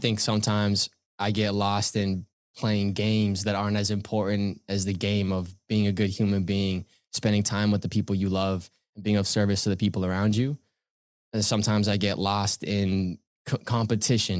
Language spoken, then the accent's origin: English; Pickering, Ontario, Canada; I grew up in Pickering, Ontario, still here now